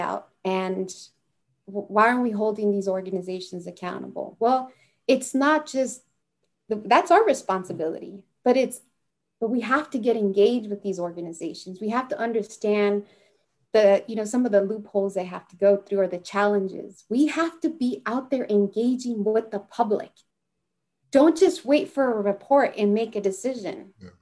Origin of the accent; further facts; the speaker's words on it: Santa Barbara, California, United States; growing up in Santa Barbara, it's like you're you're in two worlds